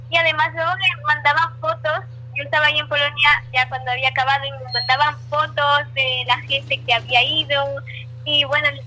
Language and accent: Spanish; La Eliana, Valencian Community, Spain